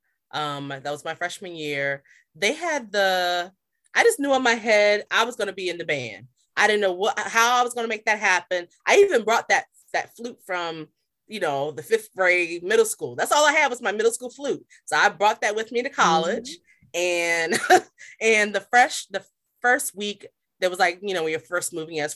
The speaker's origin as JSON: {"language": "English", "town": "Virginia Beach", "region": "Virginia", "country": "United States", "moved": "yes", "said": "I'm coming from Little Virginia, Virginia Beach"}